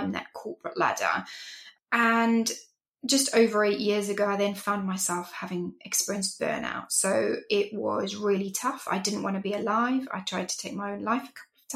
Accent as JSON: {"language": "English", "country": "Zimbabwe", "tie": "born or raised there", "also_born_or_lived": "England", "moved": "as an adult", "lives_now": "United Kingdom", "said": "I am from Zimbabwe originally, from Africa, and I'm Greek also. And that's where I grew up"}